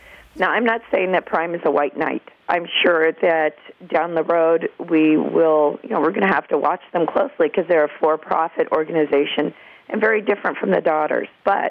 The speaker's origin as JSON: {"language": "English", "town": "El Granada", "region": "California", "country": "United States", "said": "I'm from El Granada, and I live on the Coastside."}